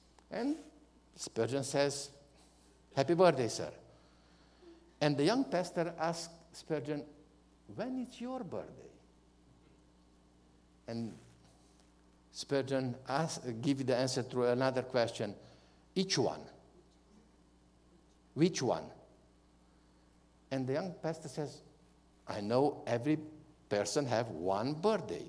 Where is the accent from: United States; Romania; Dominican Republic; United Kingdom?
Romania; English is a second language; My spiritual birthday was in hospital in Brasov, in one town from our country